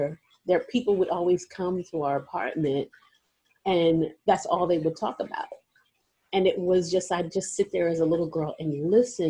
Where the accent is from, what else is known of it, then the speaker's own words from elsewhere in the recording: New York City, New York, United States; I grew up in New York City.